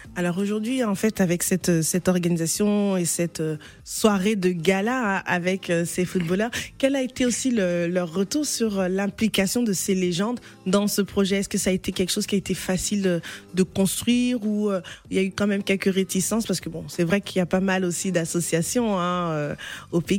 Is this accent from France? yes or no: no; DR Congo; moved away; mon pays d'origine d'accord, la RDC